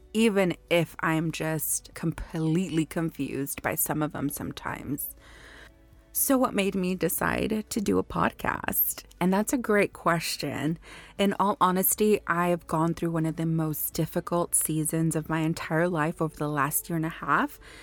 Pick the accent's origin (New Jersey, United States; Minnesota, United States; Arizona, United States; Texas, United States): Texas, United States; Houston; I was born and raised in Houston, Texas.